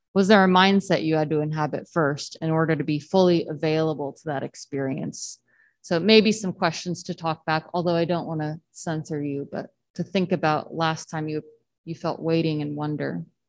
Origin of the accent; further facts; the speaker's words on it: Southern Texas, United States; I grew up in Southern Texas where it doesn't really get cold